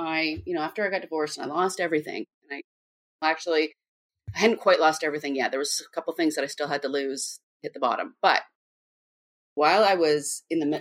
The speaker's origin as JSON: {"language": "English", "town": "Vancouver", "region": "British Columbia", "country": "Canada", "said": "I'm from Vancouver, Canada, very different place."}